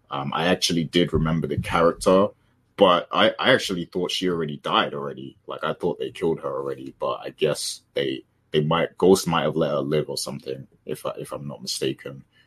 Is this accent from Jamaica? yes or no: yes; Jamaica; as a Jamaican